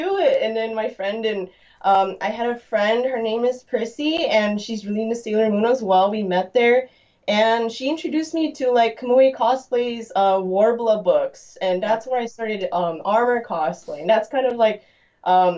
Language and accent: English; Lake Forest, California, United States; I'm actually from Southern California in the Orange County region, particularly in Lake Forest, Irvine area.